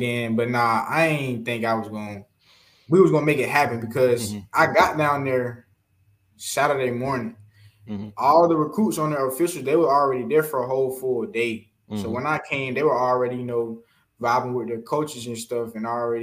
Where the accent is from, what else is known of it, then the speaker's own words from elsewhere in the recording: Atlanta, Georgia, United States; I'm from Atlanta. I ain't really been outside of Atlanta all my life